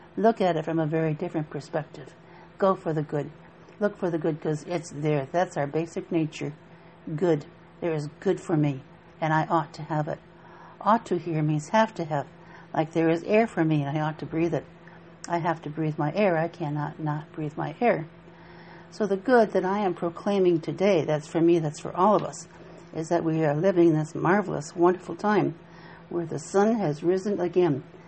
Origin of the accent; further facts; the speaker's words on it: Appalachia, United States; I grew up in Appalachia in a log cabin up in the mountains